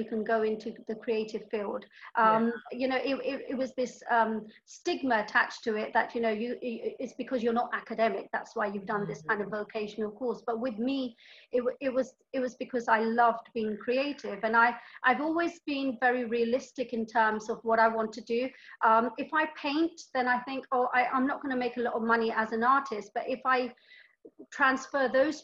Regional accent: London, United Kingdom; also born or lived in Karachi, Pakistan; I was born in Karachi. Karachi, Pakistan. And then my parents, they moved to London when I was three.

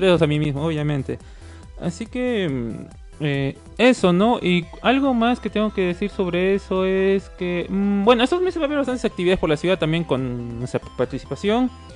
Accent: Peru; como somos peruanos

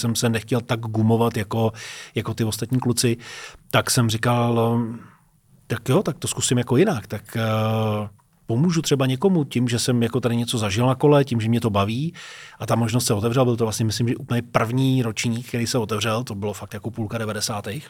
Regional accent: near Teplice, Ústí nad Labem Region, Czechia; moved away as an adult; also born or lived in Liberec; now in Prague, Czech Republic; jsem vyrůstal u Teplic v Čechách

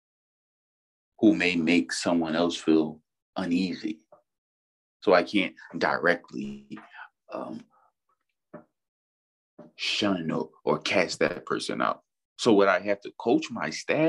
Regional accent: Philadelphia, Pennsylvania, United States; I grew up in South Philadelphia

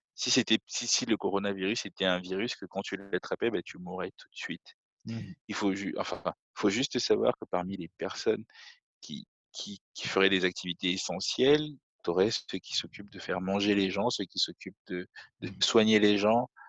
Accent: Cameroon; moved away; on a grandi au Cameroun.

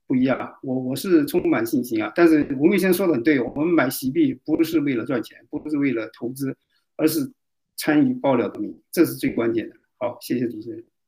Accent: China; 我们中国人只有推翻中共，我们人才活得有体面，才会有尊严。

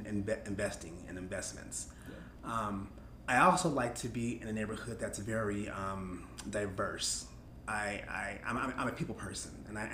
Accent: California, United States; that the real world is not like the neighborhood I grew up in California.

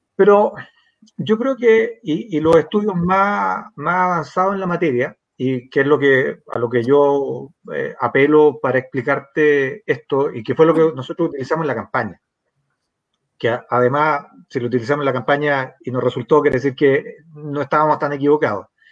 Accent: San Miguel, Santiago Metropolitan Region, Chile; me crié en la República Independiente de San Miguel

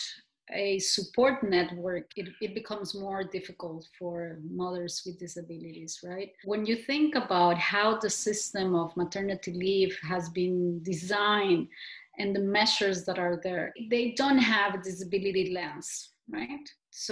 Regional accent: Costa Rica; growing up in Costa Rica

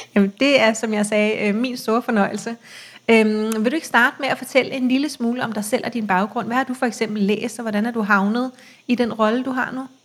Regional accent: Copenhagen, Capital Region of Denmark, Denmark; jeg er fra København, øh, og jeg har cyklet meget i København hele mit liv

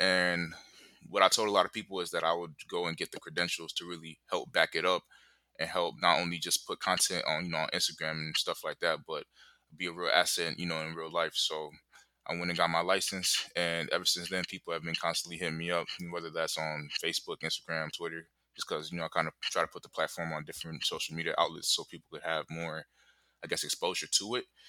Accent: Kinshasa, DR Congo; now in Charlotte, United States; I currently live in Charlotte. I'm from the Congo, I'm from the capital, Kinshasa

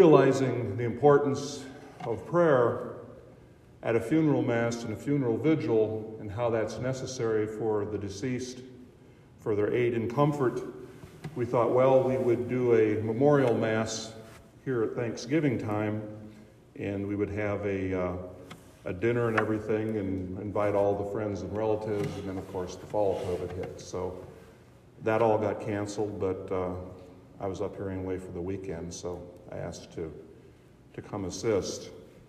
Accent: Boyd County, Nebraska, United States; moved away as an adult; now in Hartington, United States; I grew up here in Boyd County, went to church in Spencer

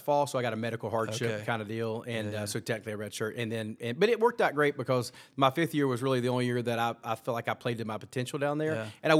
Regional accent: Gastonia, North Carolina, United States; moved away as an adult; now in Lexington, United States; I grew up in Gastonia, North Carolina. It's just about a little town 20 miles west of Charlotte, Gaston Country Club. We had where we lived was kind of one street over from the kind of the sixth tee box and the fifth green.

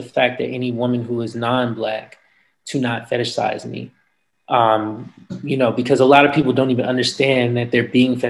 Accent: Florida, United States; also born or lived in Texas; now in Atlanta, United States; I'm from Florida

